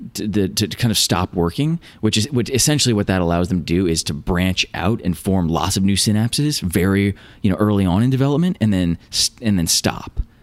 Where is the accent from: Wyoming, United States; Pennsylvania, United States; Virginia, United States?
Virginia, United States; moved away as an adult; also born or lived in California; I grew up in Virginia, found my way to Caltech for grad school